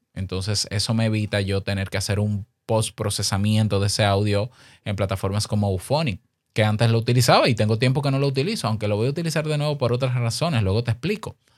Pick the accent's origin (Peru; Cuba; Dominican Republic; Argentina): Dominican Republic; Incluso en mi país te exigen carnet de locutor